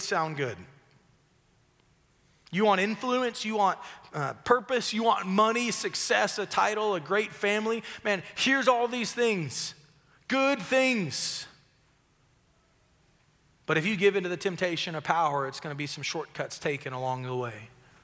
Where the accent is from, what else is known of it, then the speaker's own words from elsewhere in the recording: West Tennessee, United States; I'm from West Tennessee. Mudding's a big deal where I come from